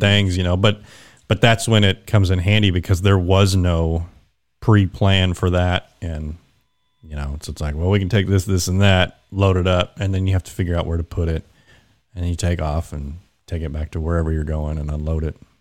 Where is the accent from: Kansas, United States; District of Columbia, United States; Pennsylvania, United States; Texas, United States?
Kansas, United States; Wichita; moved away as an adult; born and raised in Kansas, so I, I lived there for twenty years and then joined the Air Force